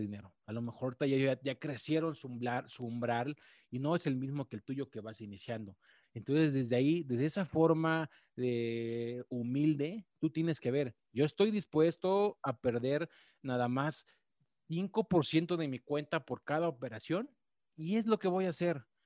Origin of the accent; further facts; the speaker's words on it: Mexico; las personas que somos de México